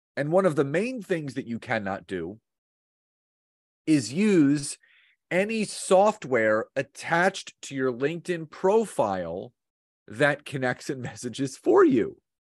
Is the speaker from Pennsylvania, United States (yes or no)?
yes; Philadelphia, Pennsylvania, United States; now in New Jersey, United States; I've born and raised in Philadelphia, grown up there, uh, now live about twenty-five minutes outside of Philadelphia, just across the bridge in Jersey